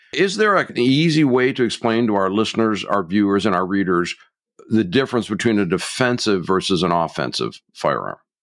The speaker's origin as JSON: {"language": "English", "region": "Michigan", "country": "United States", "said": "my home state of Michigan"}